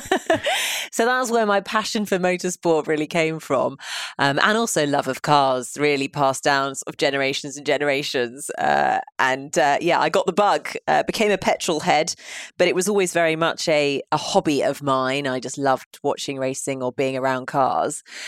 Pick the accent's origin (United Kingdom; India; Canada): United Kingdom; London; I am a born and bred Londoner